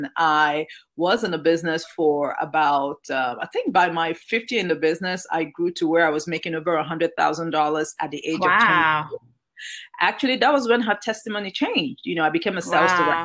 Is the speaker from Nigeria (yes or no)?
yes; Nigeria; moved away as an adult; now in United States; Growing up in Nigeria